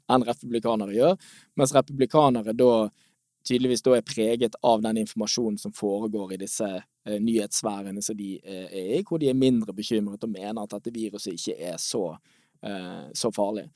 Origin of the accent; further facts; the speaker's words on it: Norway; vi som nordmenn